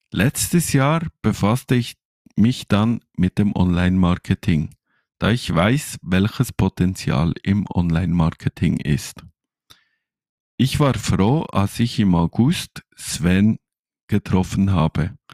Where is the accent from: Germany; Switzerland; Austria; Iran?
Switzerland; bin 39 Jahre alt, habe zwei Kinder und wie ihr an meinem Dialekt hören könnt, ich komme aus der Schweiz.